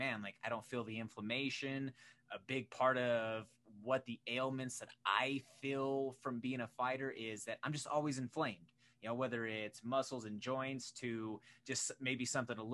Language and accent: English; Pueblo, Colorado, United States; I grew up down in Pueblo